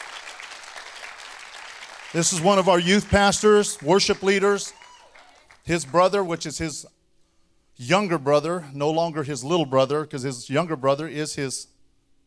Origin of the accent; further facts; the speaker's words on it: Shafter, California, United States; moved away as an adult; also born or lived in Kingsburg, California / Fowler, California; now in Dinuba, United States; I'm from Shafter, California, graduated